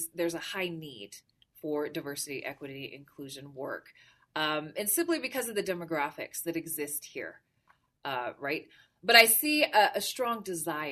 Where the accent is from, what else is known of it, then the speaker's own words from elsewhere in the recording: Salt Lake City, Utah, United States; also born or lived in Honolulu, Hawaii; I'm originally from the beautiful islands of Hawaii. So I was born in Honolulu, raised here in Salt Lake City